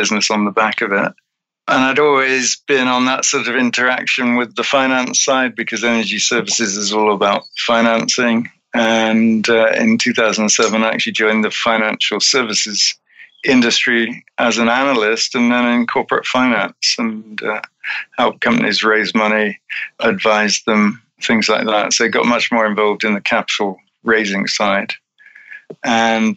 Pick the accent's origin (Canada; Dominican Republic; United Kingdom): United Kingdom; growing up in Britain